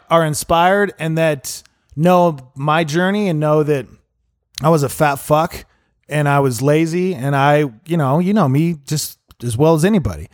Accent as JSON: {"language": "English", "region": "Montana", "country": "United States", "tie": "born or raised there", "moved": "yes", "said": "I grew up in Montana"}